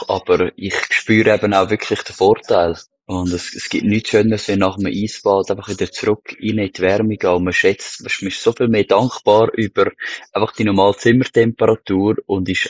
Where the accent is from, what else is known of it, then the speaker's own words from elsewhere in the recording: Costa Rica; Musst du dir vorstellen, bei uns in Costa Rica feiern wir Weihnachten immer am Strand.